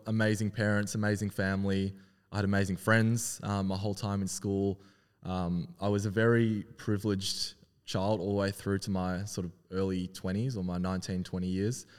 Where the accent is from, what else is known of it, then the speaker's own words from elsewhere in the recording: Melbourne, Victoria, Australia; also born or lived in Wellington, New Zealand; been growing up in Melbourne all my life on the Mornington Peninsula